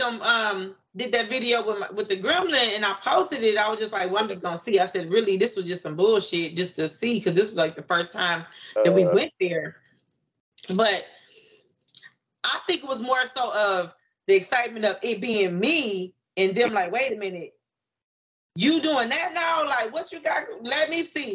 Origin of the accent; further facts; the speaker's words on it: Detroit, Michigan, United States; now in Huntsville, United States; I'm in Huntsville, Alabama right now. But I'm originally from Detroit